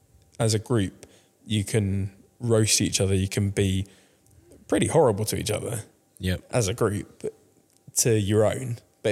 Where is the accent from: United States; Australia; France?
France; now in United Kingdom; Yeah, so I started playing when I was grew up in France, but then moved back to the UK, 2005.